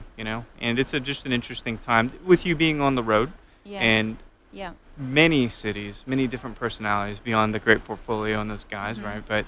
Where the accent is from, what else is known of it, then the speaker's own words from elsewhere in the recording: United States; as an American